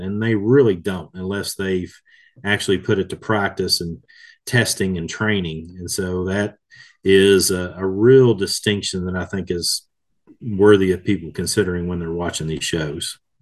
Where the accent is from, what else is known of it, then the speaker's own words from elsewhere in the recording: Kentucky, United States; here in my home state of Kentucky